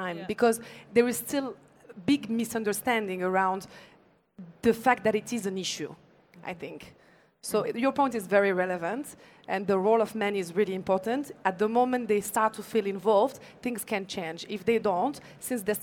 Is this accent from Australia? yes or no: no; Canada; also born or lived in France; now in Morocco; growing up in Canada, lived in France for many years, came back to Morocco